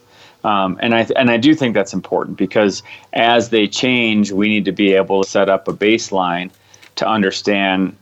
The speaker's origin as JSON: {"language": "English", "country": "United States", "said": "as an American"}